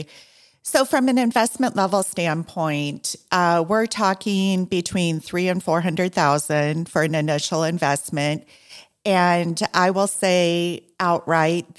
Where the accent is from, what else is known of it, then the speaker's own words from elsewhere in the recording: Iowa, United States; now in Southeast Florida, United States; I'm from corn country also, I'm from Iowa